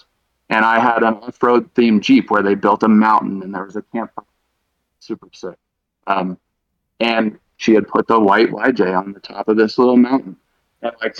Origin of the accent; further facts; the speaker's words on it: Dallas, Texas, United States; now in Colorado, United States; I'm from Dallas